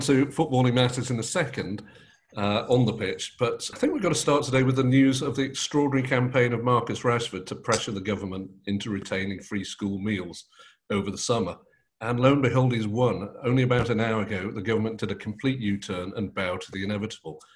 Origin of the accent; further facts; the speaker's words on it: Manchester, North West England, United Kingdom; we were both born and bred in Manchester